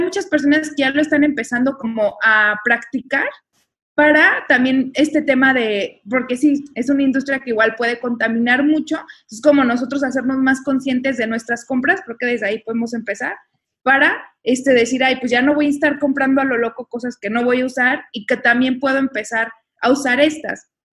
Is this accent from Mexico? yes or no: yes; Mexico; somos mexicanos